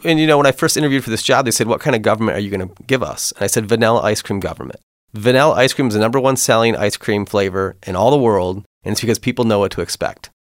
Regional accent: Kimball Township, Michigan, United States; raised in, in Kimball Township, just outside Port Huron

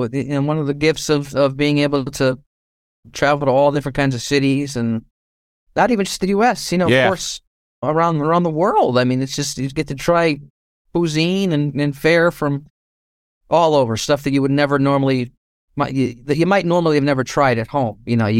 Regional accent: Connecticut, United States; I still live in Connecticut.

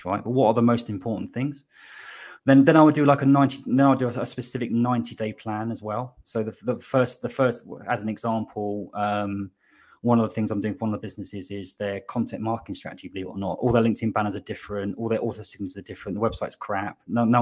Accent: Slough, South East England, United Kingdom; moved away as an adult; also born or lived in West London; now in Bristol, United Kingdom; I was born in Slough, but I say West London. I moved here 20 years ago

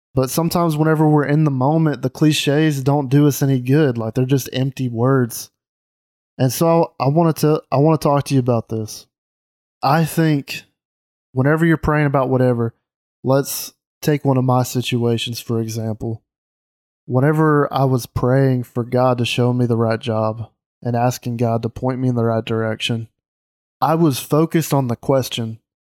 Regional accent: Mississippi, United States; moved away as an adult; now in Alabama, United States; I grew up in Mississippi

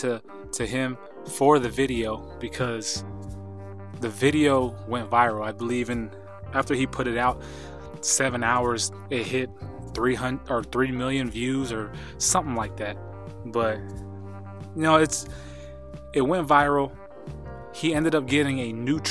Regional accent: Idaho, United States; moved away; my hometown or a town near mine back in Idaho

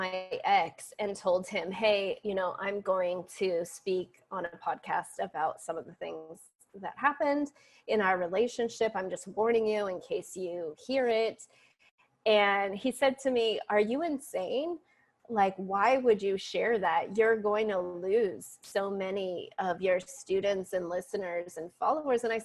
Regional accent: San Francisco, California, United States; I'm from San Francisco

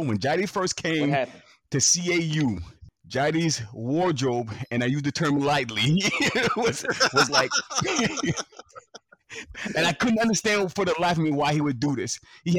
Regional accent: New Orleans, Louisiana, United States; New Orleans, bro.

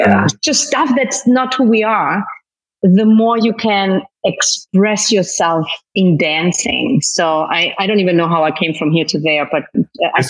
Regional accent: Germany; accent: German; moved away as an adult; also born or lived in Turks and Caicos; now in Dominican Republic; But I was born and I grew up in Germany. So that's why I have a German accent, but a Spanish name.

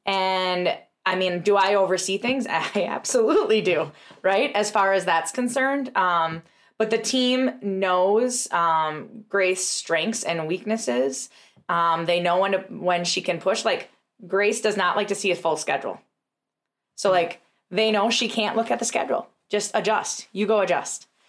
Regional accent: Tomahawk, Wisconsin, United States; we had an amazing practice in Tomahawk, which was our first location, is my hometown

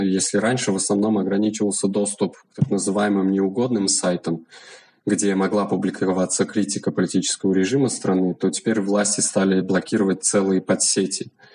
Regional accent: Turkmenistan; я независимый исследователь из Туркменистана

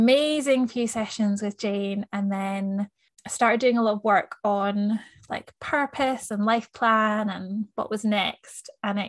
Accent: Scotland, United Kingdom; also born or lived in New Zealand; now in Melbourne, Australia; I'm a Scottish Kiwi. I've lived in Melbourne for 4 years now.

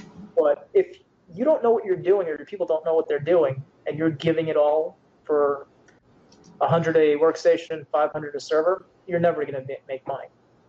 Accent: Canada; Yes, I am Canadian, eh? Yes, I am.

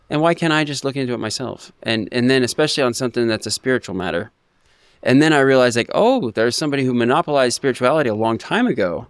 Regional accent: Ocean Park, United States; moved away; I came from Ocean Park, and, you know, I was, I wasn't the poorest, but, uh, you know, we didn't have a whole lot of money.

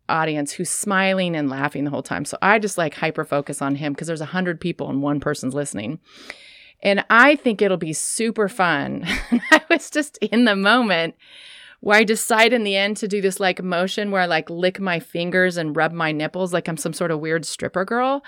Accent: Sacramento, California, United States; also born or lived in San Francisco / Portland; now in Astoria, United States; I grew up in Sacramento.

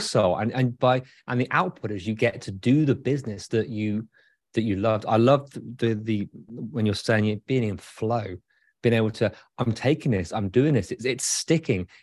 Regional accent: United Kingdom; now in Michigan, United States; as a Brit

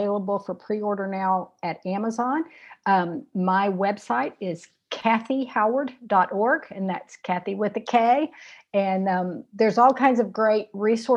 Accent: Shreveport, Louisiana, United States; they settled in my hometown of Shreveport, Louisiana

